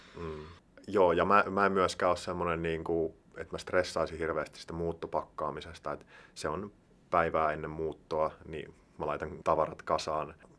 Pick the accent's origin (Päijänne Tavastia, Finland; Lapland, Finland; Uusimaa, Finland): Päijänne Tavastia, Finland; Heinola; now in Helsinki, Finland; Mä oon siis Heinolasta, joka on tämmönen, siihen aikaan oli ehkä yhdeksäntoistatuhannen, kahdenkymmenen tuhannen ihmisen kaupunki